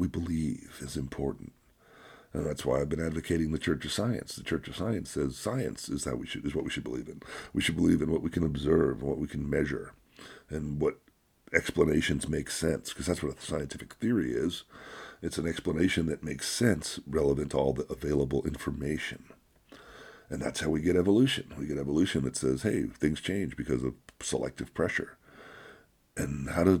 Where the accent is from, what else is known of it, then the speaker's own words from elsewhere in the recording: United States; I grew up in America. I've been here for over 60 years